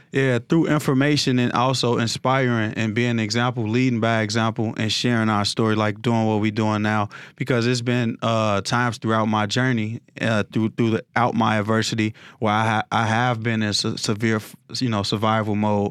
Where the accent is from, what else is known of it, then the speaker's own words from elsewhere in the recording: Chicago, Illinois, United States; I grew up, uh, in the war zone area in South Side of Chicago